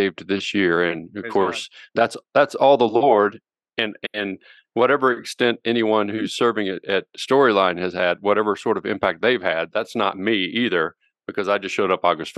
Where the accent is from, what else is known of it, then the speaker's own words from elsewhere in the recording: Little Rock, Arkansas, United States; also born or lived in Central Oklahoma / Fort Worth, Texas; now in Colorado, United States; I grew up in Little Rock, Arkansas